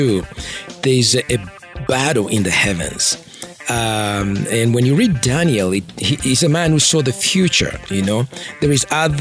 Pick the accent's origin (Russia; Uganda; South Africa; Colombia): Uganda; Masaka; moved away as an adult; also born or lived in Kampala, Uganda / New York City, United States / Philadelphia, United States / Las Vegas, United States; I'm from Masaka, you know, deep in the village. I'm raised in, you know, Masaka, Kampala